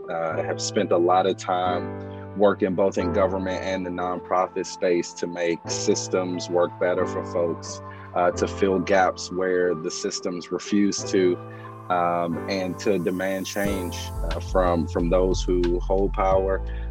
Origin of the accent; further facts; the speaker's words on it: Washington, District of Columbia, United States; I am a son of DC, a native Washingtonian, born and raised in Congress Heights.